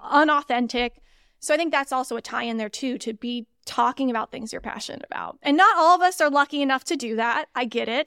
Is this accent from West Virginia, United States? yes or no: no; Missouri, United States; moved away as an adult; also born or lived in Indiana; I am actually originally from Missouri